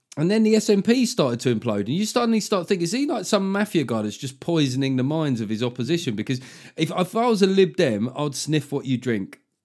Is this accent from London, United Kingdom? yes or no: yes; London, United Kingdom; we're both from South London